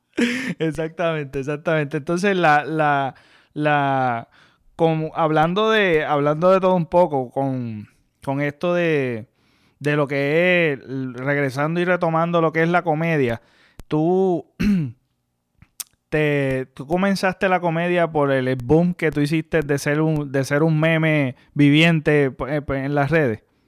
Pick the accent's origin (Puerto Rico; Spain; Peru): Puerto Rico; Mayagüez; yo nací en el pueblo de Mayagüez, yo soy de Mayagüez, yo nací en el pueblo de Mayagüez, pero tú sabes, me crié mayormente en una urbanización